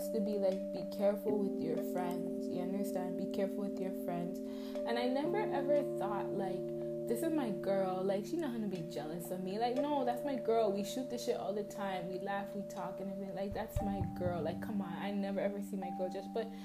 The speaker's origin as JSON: {"language": "English", "town": "Toronto", "region": "Ontario", "country": "Canada", "said": "I'm from Toronto"}